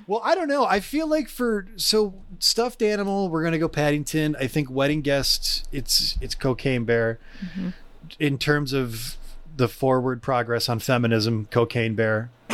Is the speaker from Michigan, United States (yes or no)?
yes; Michigan, United States; also born or lived in Allen Park, Michigan; I missed my old friends back in the woods of my hometown that I had just come from. But I moved to the big city. I moved to the London of downriver Michigan, Allen Park